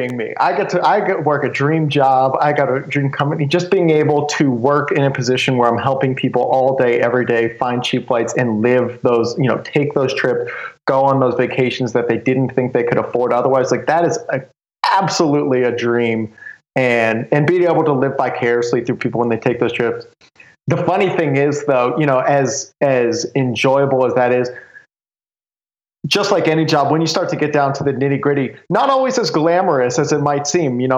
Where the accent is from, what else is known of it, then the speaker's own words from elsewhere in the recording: Southwest Ohio, United States; I grew up in Southwest Ohio, just a small little community out there, 3,000 people.